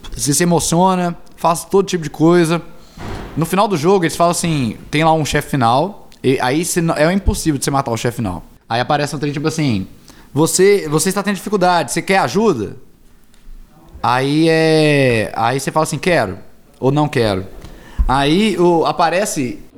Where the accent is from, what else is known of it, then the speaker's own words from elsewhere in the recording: Governador Valadares, Minas Gerais, Brazil; moved away; also born or lived in Belo Horizonte; eu e o Gustavo somos de Valadares